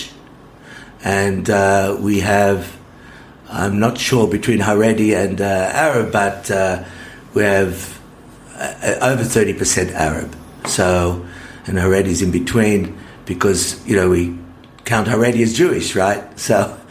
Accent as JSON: {"language": "English", "town": "Sydney", "region": "New South Wales", "country": "Australia", "tie": "born or raised there", "also_born_or_lived": "Adelaide", "moved": "as an adult", "lives_now": "Israel", "said": "I was born in Adelaide, but I grew up in Sydney."}